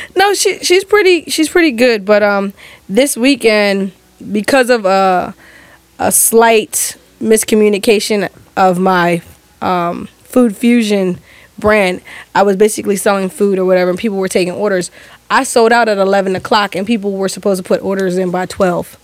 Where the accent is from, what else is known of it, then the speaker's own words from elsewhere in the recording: Delaware, United States; I'm from Delaware